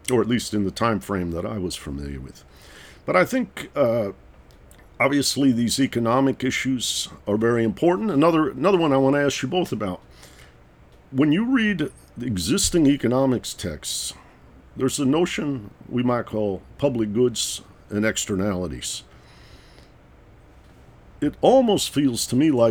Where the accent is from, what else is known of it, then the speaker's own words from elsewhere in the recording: Detroit, Michigan, United States; I grew up in Detroit, Michigan.